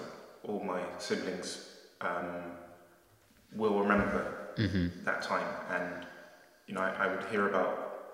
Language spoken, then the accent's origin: English; United Kingdom; I'm the British-born son of Congolese and Rwandan refugees.